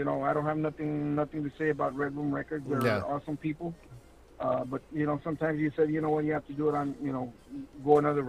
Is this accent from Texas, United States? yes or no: yes; Laredo, Texas, United States; I'll be here in my hometown as well. In Laredo